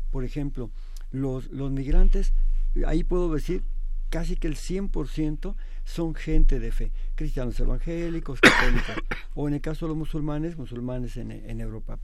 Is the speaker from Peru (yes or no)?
no; Mexico; como mexicanos